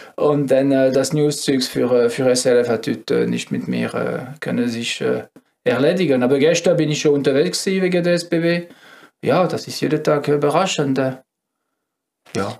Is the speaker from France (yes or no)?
yes; France; German is a second language; moved away as an adult; now in Switzerland; Ich bin äh, ein richtiger Franzose